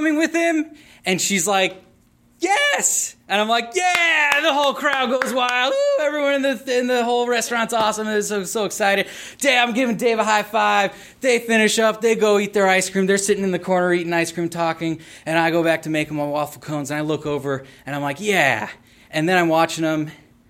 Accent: Naperville, Illinois, United States; my hometown of Naperville

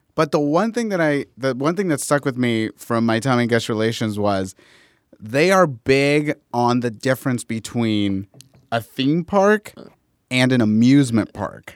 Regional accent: Inglewood, California, United States; I grew up in Inglewood, California

